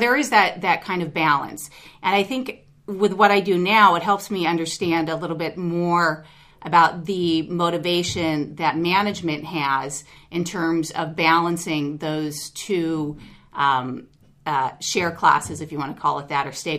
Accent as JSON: {"language": "English", "region": "New York", "country": "United States", "tie": "born there", "also_born_or_lived": "Baton Rouge / Mexico / Los Angeles", "said": "Well, the schooling part took place in LA, but we moved around a lot. So I was born in New York. From there, we went to Baton Rouge, which is a little different place. And then from there, we went to Mexico, lived there for 4 years"}